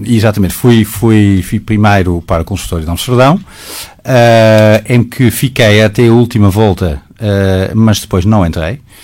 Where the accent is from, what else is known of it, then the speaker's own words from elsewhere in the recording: Netherlands; Portuguese is a second language; moved away as an adult; now in Portugal; eu, sendo holandês